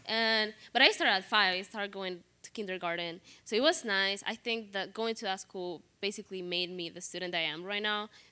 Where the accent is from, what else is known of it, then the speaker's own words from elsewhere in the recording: Honduras; moved away as an adult; now in Chicago, United States; I grew up in Honduras. I moved here just a year and a half ago.